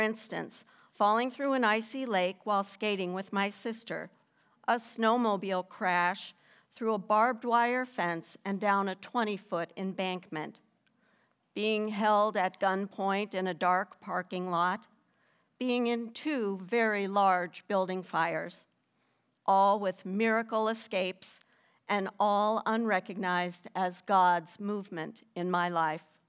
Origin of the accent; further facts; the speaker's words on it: Minnesota, United States; also born or lived in North Carolina; we're from Minnesota originally